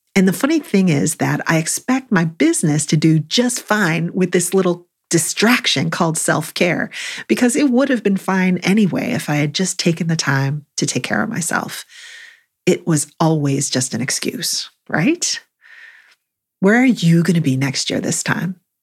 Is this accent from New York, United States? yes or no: yes; Buffalo, New York, United States; now in North Carolina, United States; I grew up in Buffalo